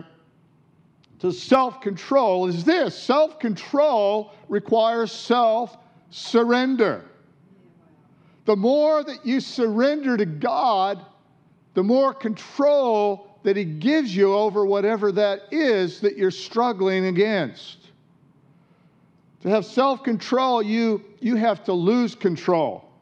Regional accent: Detroit, Michigan, United States; now in Australia; where I grew up in Detroit

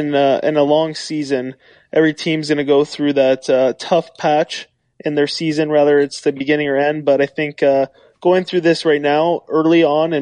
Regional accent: California, United States; Yeah, I mean, growing up in California, hockey was definitely not big at the time.

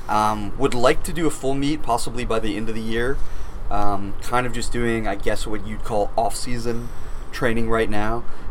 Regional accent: Florida, United States; moved away as an adult; now in Maine, United States; I'm from Florida originally, yes.

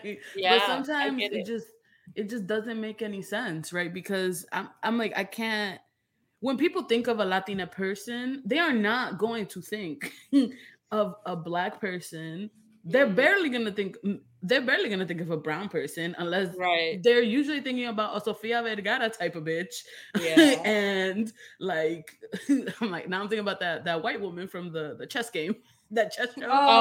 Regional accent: New York City, New York, United States; I'm from the Bronx.

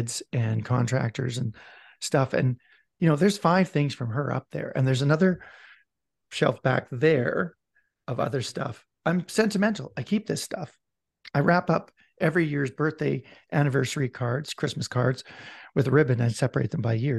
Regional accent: Vancouver, British Columbia, Canada; I'm from Vancouver

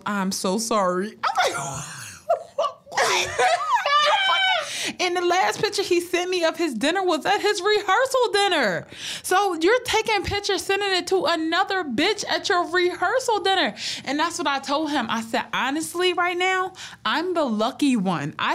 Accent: Philadelphia, Pennsylvania, United States; I'm from Philly

